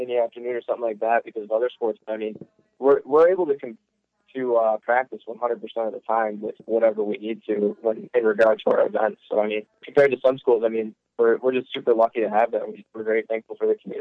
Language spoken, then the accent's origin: English; Illinois, United States; moved away as an adult; also born or lived in Woodstock, Illinois / Dubuque, Iowa; now in Sun Prairie, United States; I'm originally from Illinois